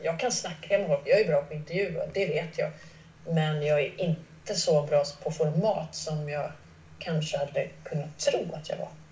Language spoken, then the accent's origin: Swedish; Gothenburg, Västra Götaland, Sweden; moved away; also born or lived in Askim / Stockholm; Jag växte upp utanför Göteborg i de sydvästra förorterna